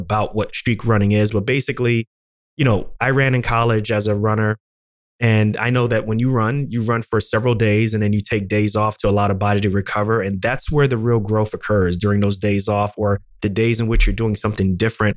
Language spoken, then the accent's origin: English; Ghana; I'm from Ghana